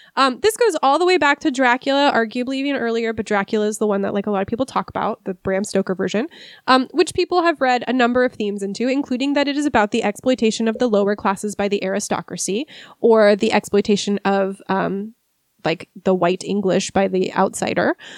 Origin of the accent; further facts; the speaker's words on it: Seattle, Washington, United States; I'm from the Seattle area. Um, I grew up here. I've lived here my whole life.